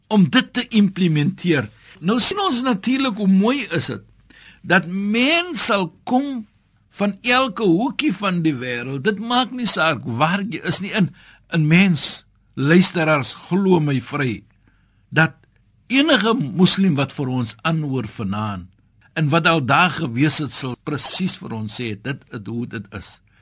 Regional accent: South Africa; Ek as 'n Suid-Afrikaner

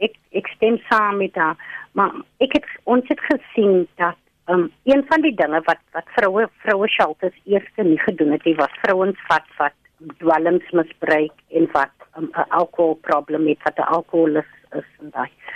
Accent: Cape Town, Western Cape, South Africa; ek kom van die Cape Flats

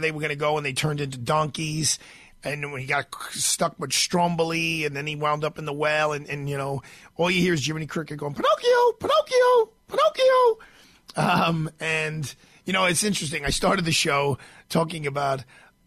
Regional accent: New York City, New York, United States; also born or lived in Sicily (ancestry); I'm from Brooklyn, New York

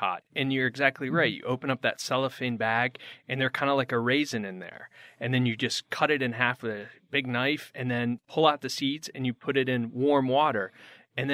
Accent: Connecticut, United States; moved away as an adult; now in Phoenix, United States; I grew up in Connecticut.

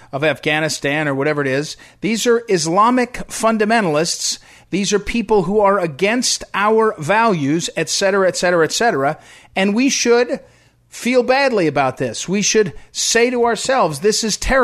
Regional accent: United States; as an American

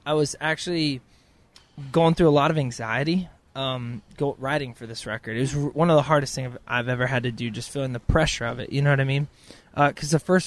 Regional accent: Clovis, California, United States; moved away as an adult; now in Nashville, United States; I'm going to my hometown, Clovis, California

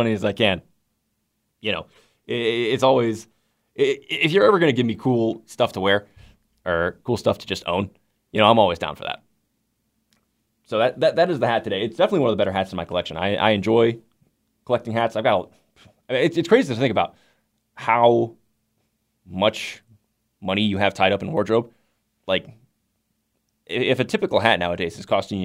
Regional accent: Detroit, Michigan, United States; now in New River Valley, Virginia, United States; on the way over to school when I was growing up in Metro Detroit.

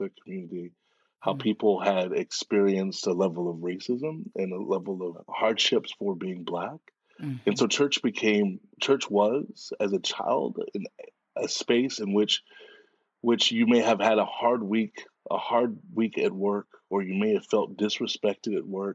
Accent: Dallas, Texas, United States; I grew up in Dallas, Texas

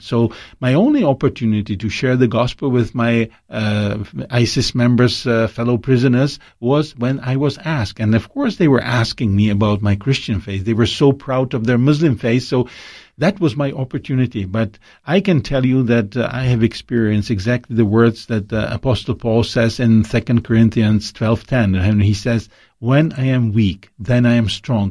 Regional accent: Czechia; my hometown in Czech Republic

